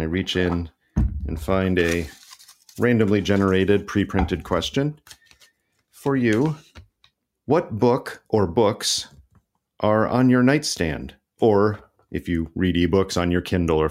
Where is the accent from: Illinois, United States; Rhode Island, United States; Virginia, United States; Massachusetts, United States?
Illinois, United States; when you're a little kid growing up in Illinois